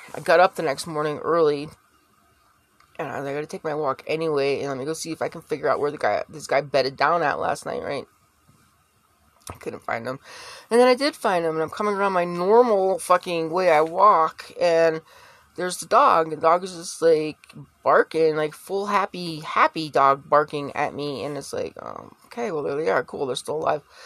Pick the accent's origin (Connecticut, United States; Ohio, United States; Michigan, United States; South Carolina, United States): Connecticut, United States; I grew up in Connecticut